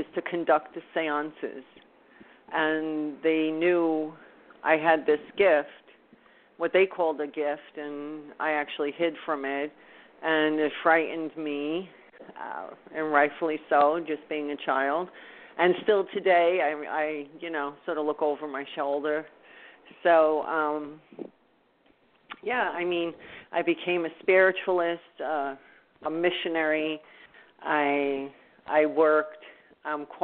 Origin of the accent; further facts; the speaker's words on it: Louisiana, United States; also born or lived in New Orleans; now in New York, United States; I grew up in Louisiana.